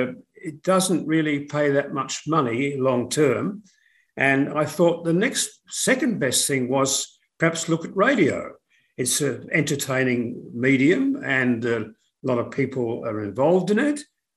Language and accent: English; Melbourne, Victoria, Australia; moved away as an adult; also born or lived in Gippsland, Victoria / United Kingdom / Sydney; we initially were living in Gippsland in eastern Victoria. My father was an electrical engineer and he worked at the Yallourn Powerhouse. And so we were there for quite a few years. Then we moved to Melbourne after